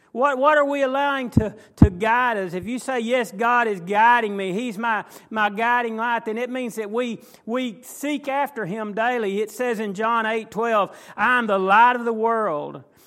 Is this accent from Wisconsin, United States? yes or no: no; McKinney, Texas, United States; I was raised in McKinney